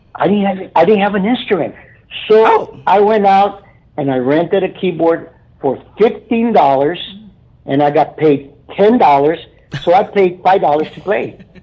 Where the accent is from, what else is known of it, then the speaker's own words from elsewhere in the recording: Brownsville, Texas, United States; I'm a native of Brownsville. I was born and raised here in Brownsville